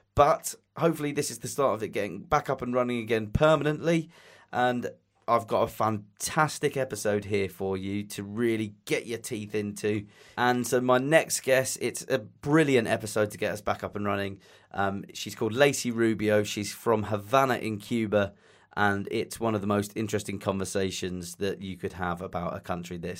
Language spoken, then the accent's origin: English; England, United Kingdom; accent: English; My English accent